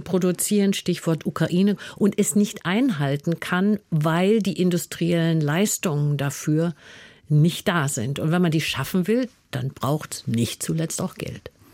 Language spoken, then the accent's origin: German; Germany; für uns als Deutsche